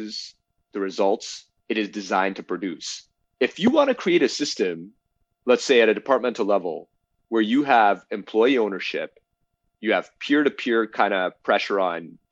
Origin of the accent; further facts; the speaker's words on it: Toronto, Ontario, Canada; now in Ottawa, Canada; I grew up in Toronto.